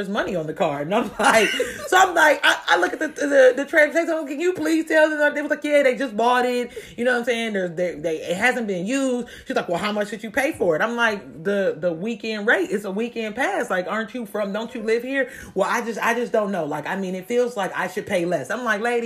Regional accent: Columbus, Ohio, United States; I'm from Columbus, Ohio

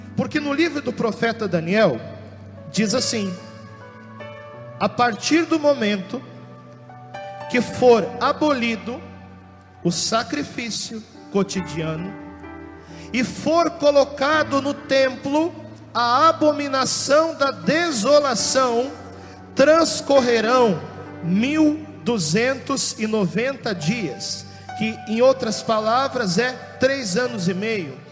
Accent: Gaúcho, Rio Grande do Sul, Brazil; eu sou gaúcho

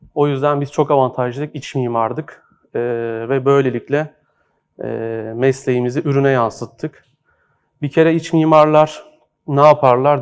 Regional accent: Horhor Antiques Bazaar, Istanbul, Turkey; orada doğdum, büyüdüm. E, hor Antikacılar Çarşısı'nda büyüdüm.

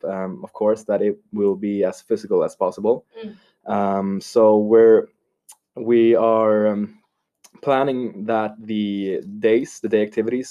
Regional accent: Stockholm, Stockholm County, Sweden; moved away as an adult; now in Lund, Sweden; I come from Stockholm, from a suburb called Jakobsberg. So it's the hoods.

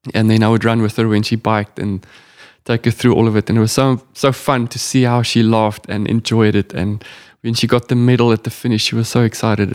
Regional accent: South Africa; being a South African

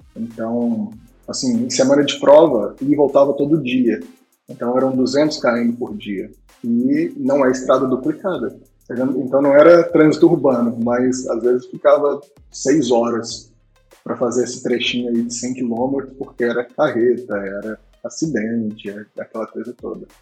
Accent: Minas Gerais, Brazil; nascido e criado em Minas Gerais

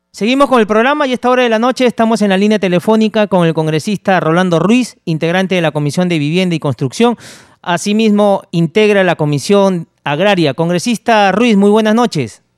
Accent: Peru; Somos peruanos

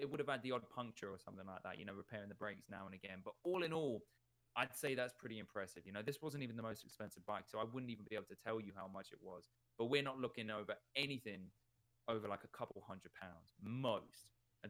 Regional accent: Uganda; English is a second language; And as a young man, growing up in Uganda, this was my freedom. You know, having a bike was nothing else. And this lasted me majority of my time in Uganda.

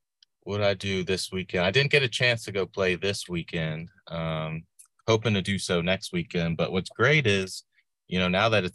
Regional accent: Midlothian, Virginia, United States; also born or lived in New London, Connecticut / Blacksburg, Virginia; Yeah, so I was born in a small town up north in New London, Connecticut. So if you ever see me liking tweets surrounding UConn, that's why. Big fan of the Huskies, but I grew up in Central Virginia, south of Richmond in Midlothian, Chesterfield County Public Schools

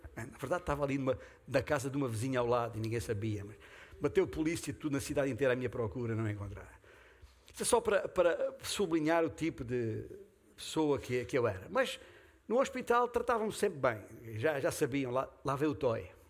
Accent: Beja, Alentejo, Portugal; castelo de Beja, a minha terra natal

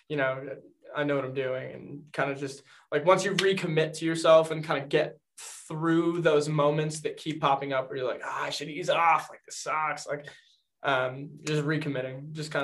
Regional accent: North Reading, Massachusetts, United States; moved away as an adult; now in Worcester, United States; I am from North Reading, Massachusetts, originally

